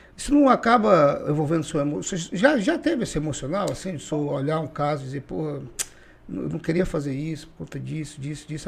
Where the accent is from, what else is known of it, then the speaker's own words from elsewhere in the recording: Acre, Brazil; eu sou acriano, nato, né, raiz daqui do Acre